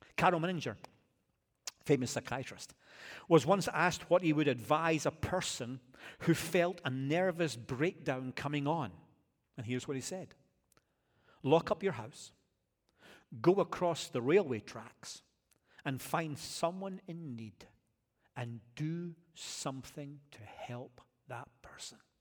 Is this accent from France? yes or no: no; Scotland, United Kingdom; now in United States; as a Scottish guy